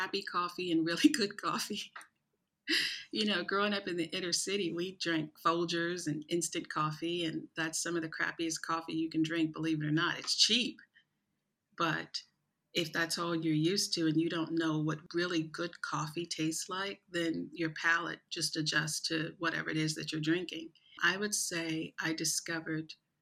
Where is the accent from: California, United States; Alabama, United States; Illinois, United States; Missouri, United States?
Illinois, United States; East St. Louis; moved away as an adult; now in Abu Dhabi, United Arab Emirates; growing up in East St. Louis, which is a really, really rough city